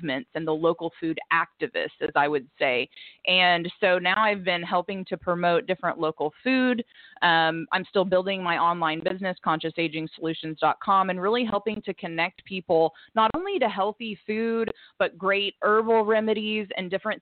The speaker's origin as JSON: {"language": "English", "town": "Bixby", "region": "Oklahoma", "country": "United States", "tie": "born or raised there", "also_born_or_lived": "Fresno, California", "said": "I grew up in Bixby, Oklahoma. So I went to Bixby from 1st through 12th grade, grew up in Tulsa"}